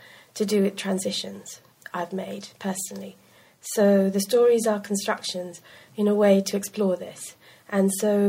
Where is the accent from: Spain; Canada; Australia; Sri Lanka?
Sri Lanka; moved away; also born or lived in United Kingdom; a hybrid person who'd grown up in Sri Lanka, but very much a part of growing up in Britain as well